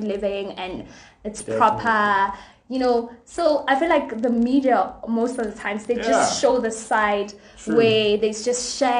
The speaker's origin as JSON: {"language": "English", "town": "Katlehong", "region": "Gauteng", "country": "South Africa", "said": "because like I'm from the hood as well. We're both from Katlehong."}